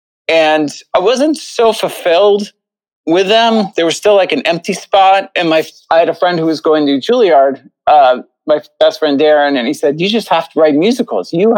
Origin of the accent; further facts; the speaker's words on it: Northern Westchester, New York, United States; I grew up in Northern Westchester